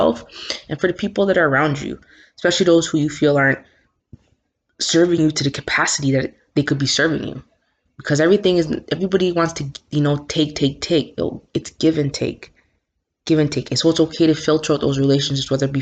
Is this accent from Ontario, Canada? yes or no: yes; Toronto, Ontario, Canada; also born or lived in Scarborough, Toronto; I may be from Scarborough. This is where I live, but yo, Jane and Finch raised me. That's where I'm from.